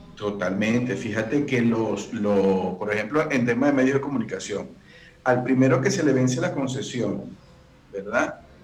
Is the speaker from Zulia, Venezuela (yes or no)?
yes; Maracaibo, Zulia, Venezuela; moved away as an adult; now in Costa Rica; Soy maracucho